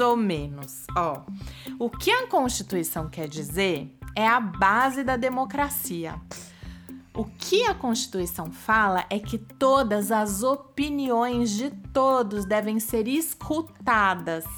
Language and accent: Portuguese; Brazil; enquanto brasileiros